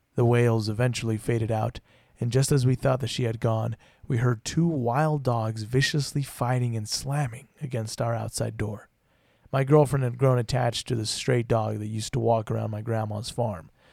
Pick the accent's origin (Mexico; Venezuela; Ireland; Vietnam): Mexico; Puerto Vallarta, Jalisco; moved away; As someone who grew up in Mexico